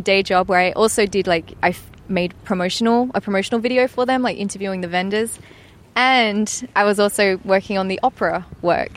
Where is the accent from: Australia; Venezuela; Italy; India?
Australia; Perth, Western Australia; also born or lived in Grays, Essex, England; it is a bit funny to come back to Perth, like the place I grew up